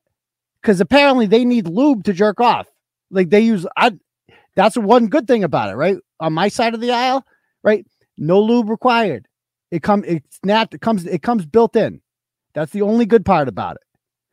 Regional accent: United Kingdom; Like, I'm British, basically. I'm British.

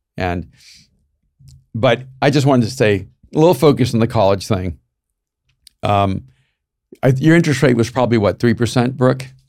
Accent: El Salvador; moved away; I'm from El Salvador

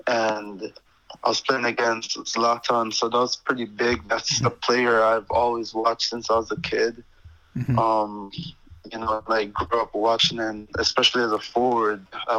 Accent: Jamaica; born there; That meant a lot to me because, you know, I was born in Jamaica. I'm very proud of that.

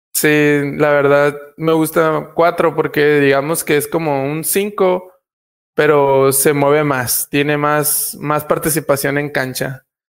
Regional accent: Puerto Peñasco, Sonora, Mexico; moved away as an adult; now in Argentina; en un pueblo como el mío, que es pequeño, pero tiene, digamos, población mixta, tanto estadounidenses como mexicanos

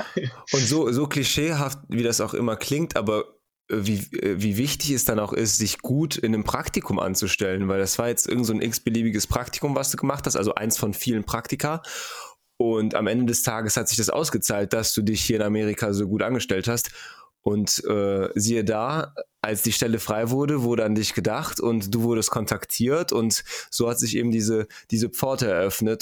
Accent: Germany; bei uns in Deutschland

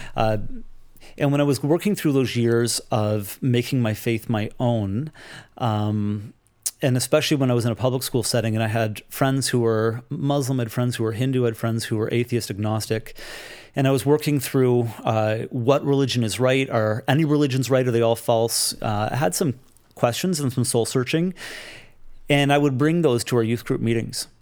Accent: Toronto, Ontario, Canada; I grew up in the Toronto area

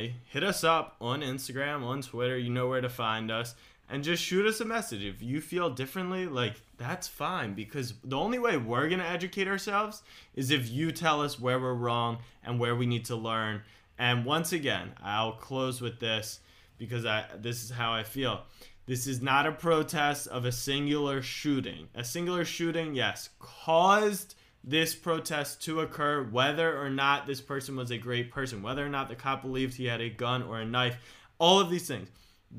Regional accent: Baltimore, Maryland, United States; I grew up in Baltimore.

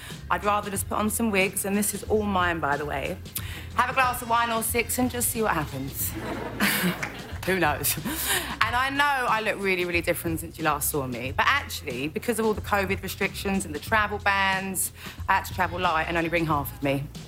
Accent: United Kingdom; Now, I don't know anything about American politics. I mean, I'm British, you know?

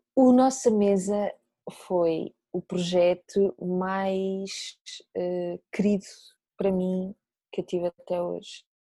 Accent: Nazaré, Centro, Portugal; moved away as an adult; da minha terra natal, da Nazaré

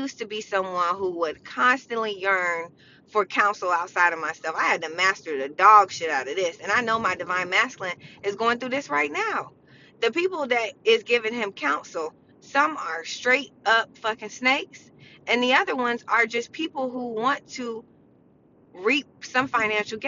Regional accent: United States; I'm American

